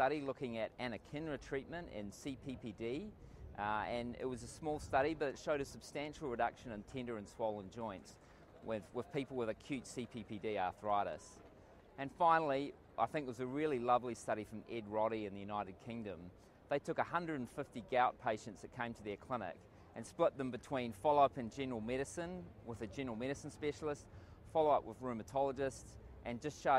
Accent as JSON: {"language": "English", "country": "Australia", "said": "I am from Australia, and I'm coming to you from the beautiful city of Amsterdam"}